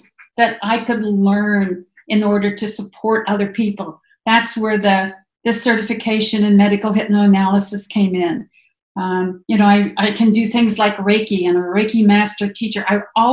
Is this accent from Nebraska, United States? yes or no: yes; Grand Island, Nebraska, United States; moved away as an adult; also born or lived in Joliet, Illinois / Arizona; I grew up in Grand Island, Nebraska